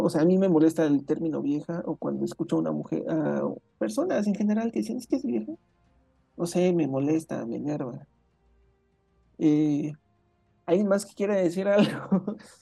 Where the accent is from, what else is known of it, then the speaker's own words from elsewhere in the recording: Mexico; la cultura mexicana específicamente, no conozco otras, bueno, más bien no he vivido dentro de otras culturas como sudamericanas o norteamericanas